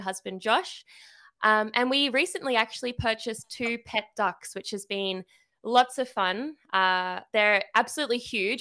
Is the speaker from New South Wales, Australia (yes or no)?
yes; Sydney, New South Wales, Australia; I am from Sydney, Australia, so yes, the accent